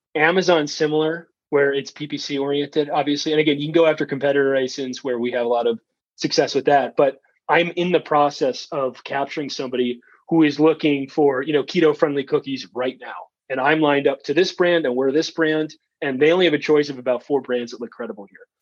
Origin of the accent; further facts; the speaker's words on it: Wisconsin, United States; also born or lived in New York / Chicago / Minnesota; I was born in New York and I lived in Wisconsin the majority of my life, or Chicago or Minnesota